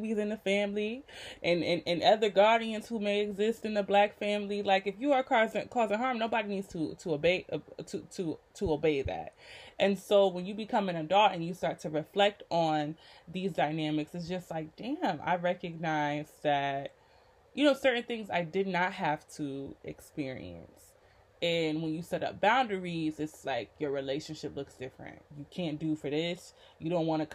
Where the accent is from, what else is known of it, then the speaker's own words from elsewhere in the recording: Rochester, New York, United States; moved away; it is hard for me to feel comfortable in my hometown of Rochester